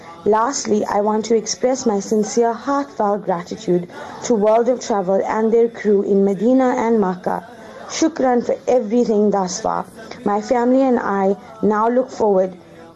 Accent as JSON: {"language": "English", "country": "South Africa", "said": "I am a South African"}